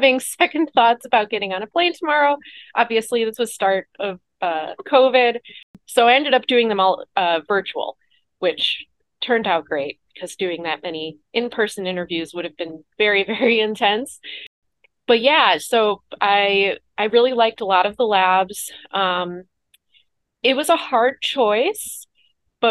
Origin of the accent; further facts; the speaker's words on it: Chicago, Illinois, United States; moved away as an adult; now in St. Louis, United States; I'm from Chicago originally